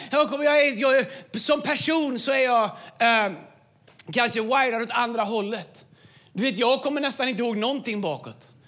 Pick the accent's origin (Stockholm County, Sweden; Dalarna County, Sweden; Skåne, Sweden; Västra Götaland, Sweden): Västra Götaland, Sweden; Tidaholm; moved away; also born or lived in Falköping; Jag kom från Tidaholm. Jag nästan aldrig varit utanför 70-skyltarna